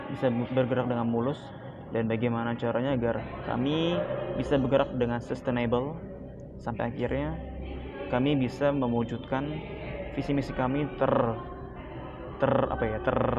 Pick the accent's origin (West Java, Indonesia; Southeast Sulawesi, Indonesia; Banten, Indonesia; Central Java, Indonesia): Banten, Indonesia; South Tangerang; Saya berasal dari Tangerang Selatan